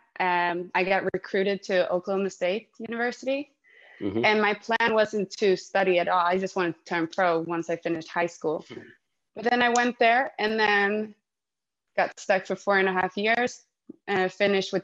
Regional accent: Stockholm, Stockholm County, Sweden; also born or lived in Spain; I'm from Stockholm and I'm based and living here now.

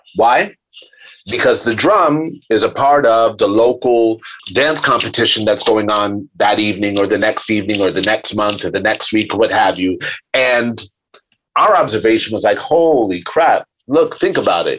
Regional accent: New York, United States; I, am a New Yorker. I grew up in New York

